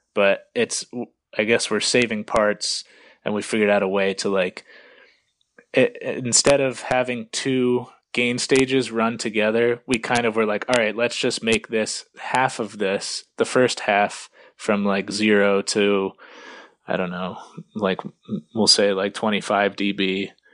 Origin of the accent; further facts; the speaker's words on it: around New York City, New Jersey, United States; moved away as an adult; now in Rochester, United States; I grew up like right around New York City, for like first 20 years of my life